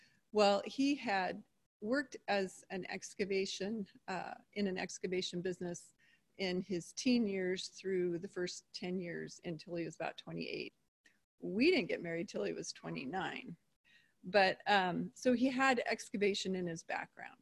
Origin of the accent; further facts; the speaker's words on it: Seattle, Washington, United States; moved away as an adult; also born or lived in Pullman, Washington; I'm from Seattle area, but I came over here to go to WSU, and then I met him over here.